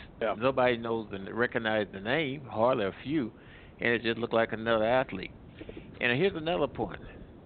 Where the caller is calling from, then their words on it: Midwest, United States; I'm calling from the Midwest.